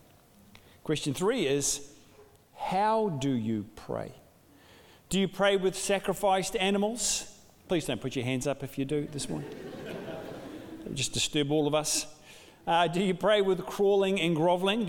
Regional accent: New Zealand; also born or lived in Dunedin, New Zealand; a Kiwi father

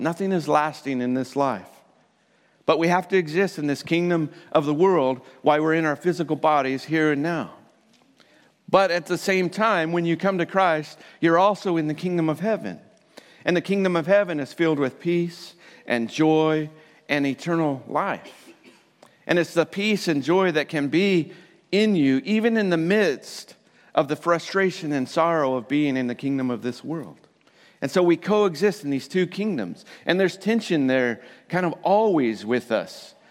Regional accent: Colorado, United States; I'm from Colorado

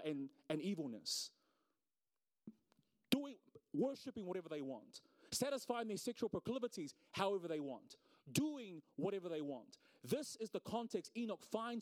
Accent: Auckland, New Zealand; I'm from South Auckland

